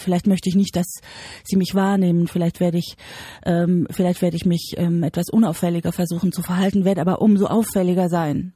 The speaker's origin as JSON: {"language": "German", "region": "Bavaria", "country": "Germany", "said": "Ich komme aus Bayern, ich bin in Bayern geboren."}